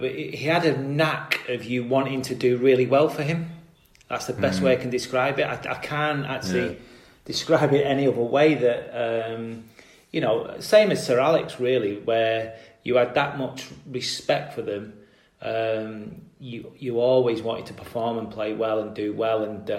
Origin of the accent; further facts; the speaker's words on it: Salford, North West England, United Kingdom; anyone who knows Salford as a place, it's very much a red city. Obviously, Manchester's a big place. Greater Manchester's an even bigger place. But as a Salford lad